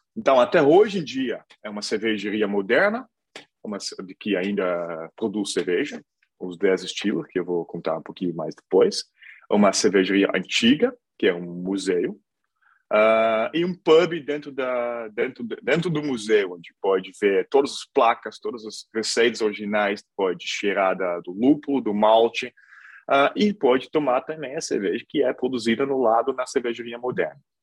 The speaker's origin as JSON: {"language": "Portuguese", "town": "Hilvarenbeek", "region": "North Brabant", "country": "Netherlands", "tie": "born or raised there", "also_born_or_lived": "Brazil", "second_language": "Portuguese", "moved": "as an adult", "said": "cidade de Hilvarenberg, no sul da Holanda, onde eu estou também agora, onde eu nasci"}